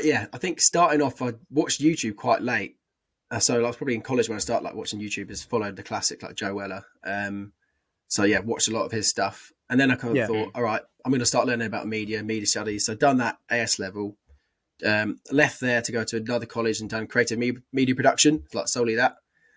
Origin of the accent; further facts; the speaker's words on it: Carlisle, North West England, United Kingdom; born there; I was born in Carlisle.